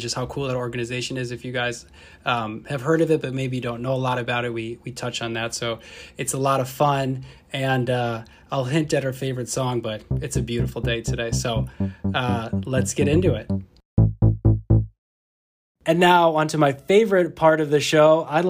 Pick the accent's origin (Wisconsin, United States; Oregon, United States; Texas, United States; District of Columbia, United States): Wisconsin, United States; Fond du Lac; I'm from Fond du Lac, so like an hour north of here.